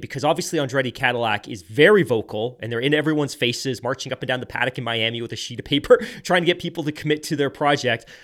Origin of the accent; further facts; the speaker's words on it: South Devon, South West England, United Kingdom; I grew up in Sev-, South Devon